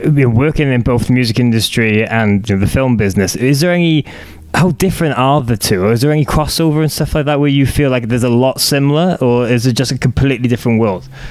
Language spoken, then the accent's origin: English; Cardiff, Wales, United Kingdom; I'm Cardiff. I'm from Cardiff